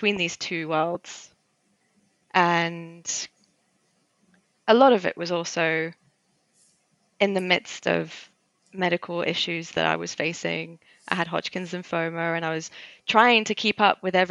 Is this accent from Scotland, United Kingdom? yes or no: no; London, United Kingdom; first language Armenian; English is a second language; I've grown up in London, and London is quite different to the rest of England